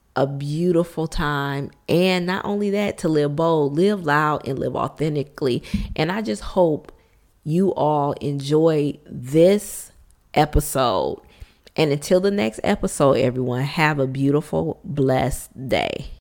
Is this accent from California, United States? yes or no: no; Detroit, Michigan, United States; born and raised in Detroit, Michigan, we call it the D, born and raised in Motown